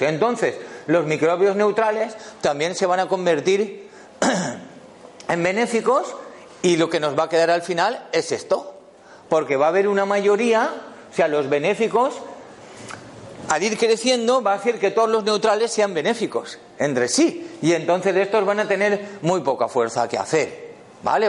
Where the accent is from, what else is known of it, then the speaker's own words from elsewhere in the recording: Valencia, Valencian Community, Spain; yo vengo de Valencia